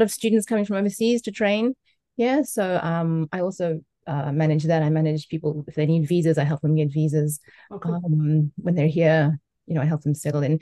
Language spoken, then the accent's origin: English; South Africa; moved away as an adult; now in Japan; I'm a South African. I came to Japan 20